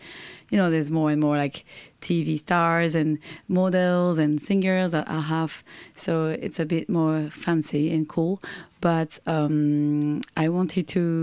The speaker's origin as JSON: {"language": "English", "region": "Tokyo", "country": "Japan", "tie": "born or raised there", "said": "Tokyo is the city I was born"}